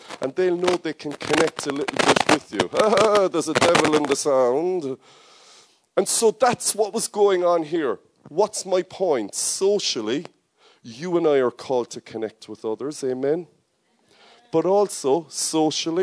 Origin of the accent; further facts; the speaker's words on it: Ireland; accent: Irish; nobody could understand my Irish accent